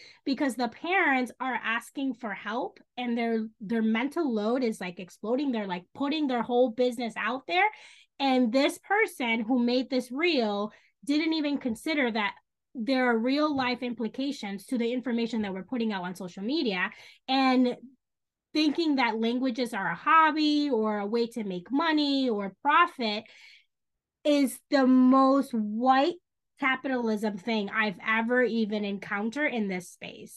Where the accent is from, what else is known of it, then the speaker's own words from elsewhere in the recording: Dominican Republic; first language Spanish; English is a second language; moved away; also born or lived in New York City; I grew up in the Dominican Republic, but that is how I grew up.